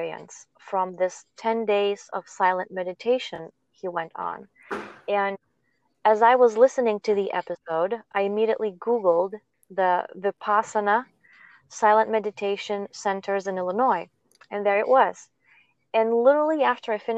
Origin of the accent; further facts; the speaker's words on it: Lithuania; moved away; I'm from Lithuania